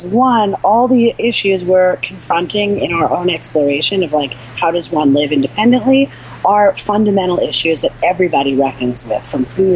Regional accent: New York, United States; moved away; we're from New York.

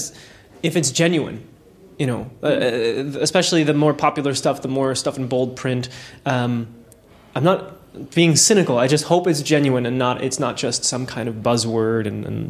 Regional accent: New Jersey, United States; I'm from New Jersey. There's a personal connection there.

